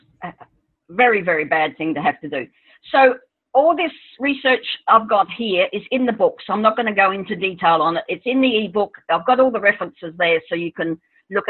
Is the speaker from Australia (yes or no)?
yes; Australia; I'm Australian